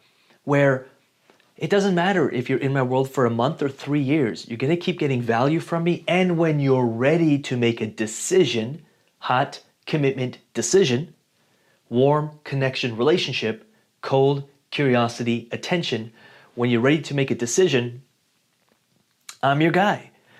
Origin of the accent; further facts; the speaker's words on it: Rome, Lazio, Italy; born there; I was born in Rome, Italy in 1987, and I am, 6 feet tall and 185 pounds.